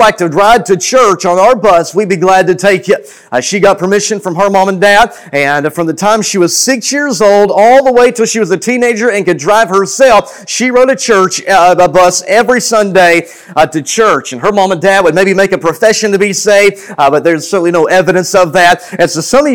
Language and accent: English; Cleburne, Texas, United States; I was born and raised in Cleburne, Texas, just about 45 minutes south of Fort Worth